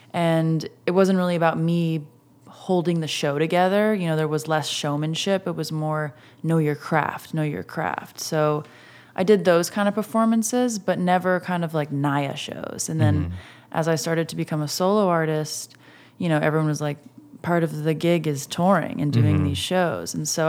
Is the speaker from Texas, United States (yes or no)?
no; Massachusetts, United States; now in Los Angeles, United States; Well, I grew up right outside of Boston.